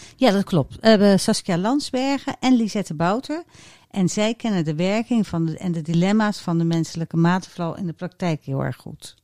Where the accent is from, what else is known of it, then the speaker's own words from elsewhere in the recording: Rotterdam, South Holland, Netherlands; ik als Rotterdammer